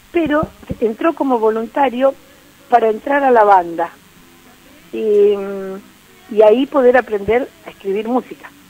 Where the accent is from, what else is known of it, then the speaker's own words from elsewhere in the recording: Neuquén, Argentina; cuántos somos neuquinos y, de 10 capaz que levantamos la mano dos o tres